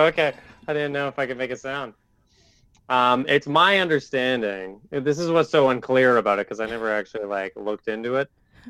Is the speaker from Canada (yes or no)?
yes; Canada; also born or lived in Mons, Belgium; even though I was born over there, I don't really feel, although I was talking to Lewis about this earlier, I grew up in Canada.